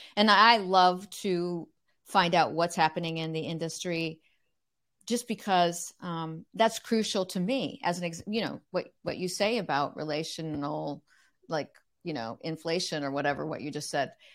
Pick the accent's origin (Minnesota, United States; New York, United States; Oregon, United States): Oregon, United States; Corvallis; also born or lived in Eugene, Oregon; we moved from Eugene, Oregon to Corvallis, Oregon